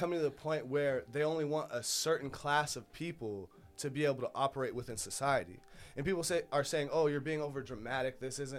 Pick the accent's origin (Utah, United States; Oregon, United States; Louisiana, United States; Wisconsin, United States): Oregon, United States; Oakridge; also born or lived in California; I'm just a regular God-fearing, dang, country-loving Oregon local. I was born out there in California. I'm 26 years old. Dang, light-skinned brother.